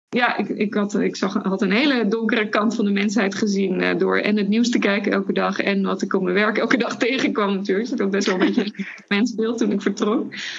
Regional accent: Netherlands; We komen uit Nederland

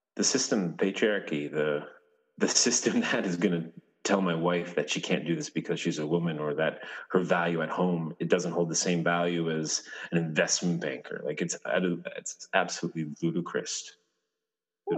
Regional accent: Clarke's Beach, Newfoundland and Labrador, Canada; I am from a little town called Clark's Beach. It's uh, around the bay, uh, Newfoundland

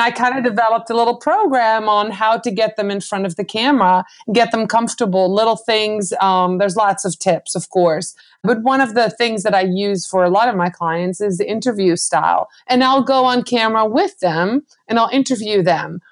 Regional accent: Netherlands; I'm from the Netherlands.

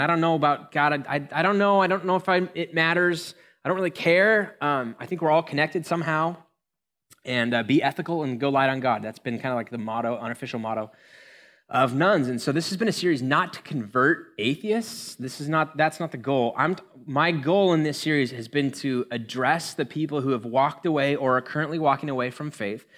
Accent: United States; We're American

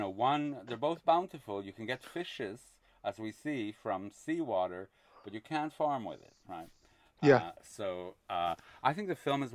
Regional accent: Quebec, Canada; I grew up in Quebec

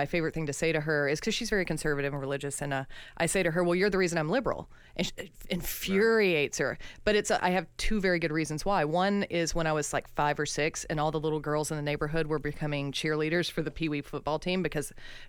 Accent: just outside of Birmingham, small town Alabama, United States; I grew up in Alabama, small town Alabama, not the big city, Birmingham, just outside of Birmingham.

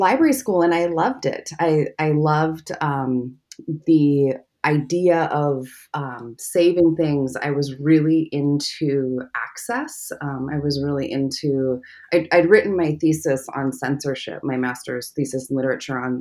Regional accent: Eugene, Oregon, United States; moved away as an adult; also born or lived in Ohio; I grew up in Oregon

